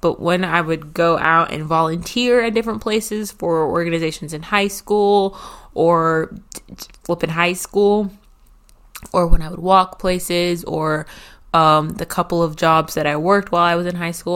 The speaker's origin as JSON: {"language": "English", "town": "Nashville", "region": "Tennessee", "country": "United States", "tie": "born or raised there", "said": "was raised around Nashville slash in Nashville"}